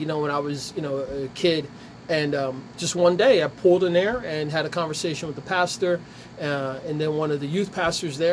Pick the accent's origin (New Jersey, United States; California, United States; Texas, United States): New Jersey, United States; Ewing; Growing up in Ewing, I remember playing in the over near Antal School